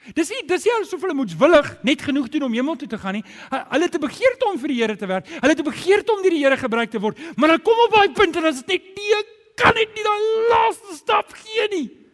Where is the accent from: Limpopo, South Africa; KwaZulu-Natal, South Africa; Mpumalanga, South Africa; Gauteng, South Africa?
Gauteng, South Africa; Germiston; ek het groot geword in Germiston